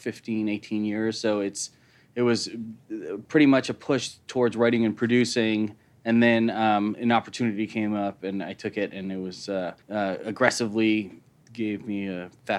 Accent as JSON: {"language": "English", "town": "Chicago", "region": "Illinois", "country": "United States", "tie": "born or raised there", "said": "I'm from Chicago. I was born and raised in Chicago. I went to school in D.C."}